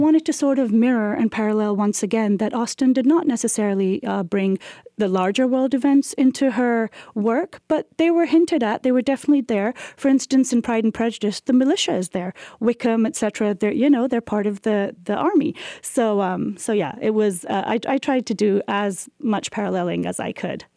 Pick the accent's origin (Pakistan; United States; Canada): Pakistan; we are a post-colonial country. Pakistan is, it came, became a sovereign